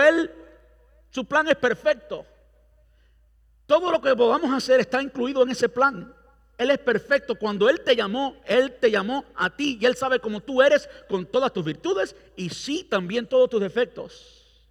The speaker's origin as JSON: {"language": "Spanish", "country": "Cuba", "moved": "yes", "lives_now": "Brandon, United States", "said": "yo soy cubano"}